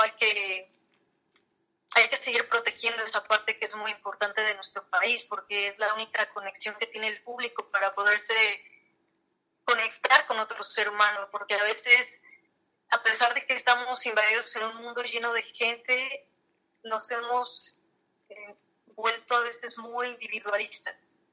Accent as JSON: {"language": "Spanish", "country": "Mexico", "said": "los mexicanos"}